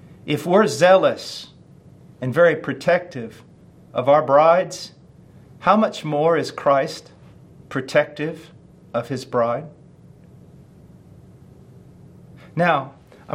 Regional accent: United States; I'm an American

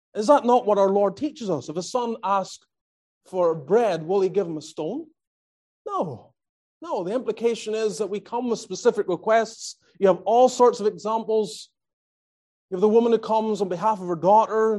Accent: Northern Ireland, United Kingdom; moved away as an adult; also born or lived in Australia / Calgary, Alberta, Canada; now in Greenville, United States; I grew up in Northern Ireland

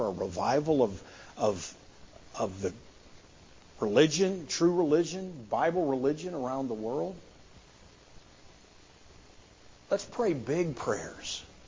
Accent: United States; as American Christians

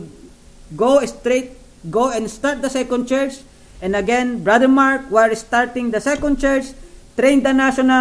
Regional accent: Philippines; I'm a Filipino.

